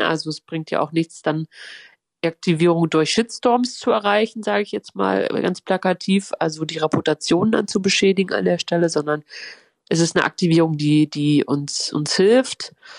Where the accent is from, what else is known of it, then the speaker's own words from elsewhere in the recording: Halle, Saxony-Anhalt, Germany; ich bin in Halle geboren und aufgewachsen